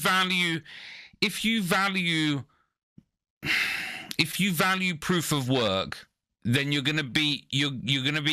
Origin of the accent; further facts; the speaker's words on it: United Kingdom; I'm a British person.